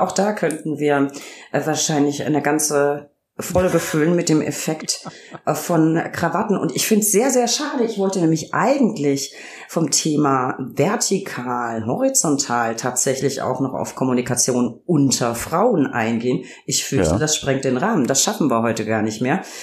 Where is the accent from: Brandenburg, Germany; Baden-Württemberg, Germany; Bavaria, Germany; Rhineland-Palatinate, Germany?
Bavaria, Germany; Franconia; accent: Lower Franconian; ich liebe meinen mein Heimatdialekt. Ich komme aus Franken, also auch Weingegend